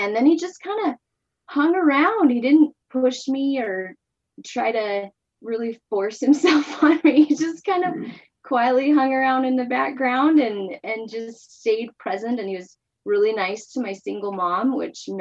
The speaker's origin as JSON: {"language": "English", "town": "Salt Lake City", "region": "Utah", "country": "United States", "tie": "born or raised there", "moved": "as an adult", "said": "I was raised in Salt Lake City, Utah, and married my husband there"}